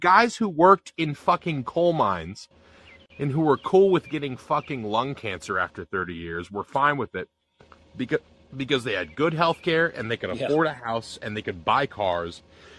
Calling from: Tennessee, United States

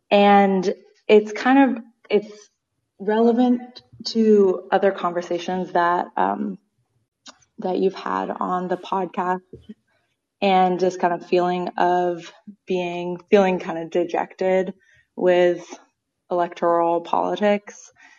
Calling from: Boston, Massachusetts, United States; I'm calling from Boston.

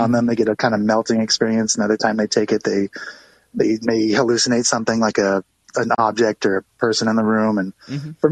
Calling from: Colorado, United States; I'm calling from Colorful, Colorado.

